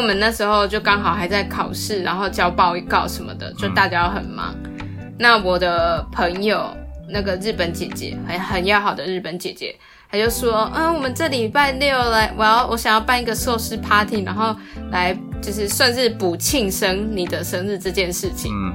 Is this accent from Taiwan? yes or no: yes; Taiwan; also born or lived in Netherlands; 我台湾人听不懂荷兰文啊